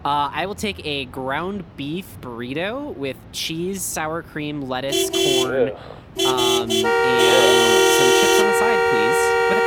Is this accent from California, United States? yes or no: no; Chippewa Falls, Wisconsin, United States; There is a drive-thru Subway in my hometown.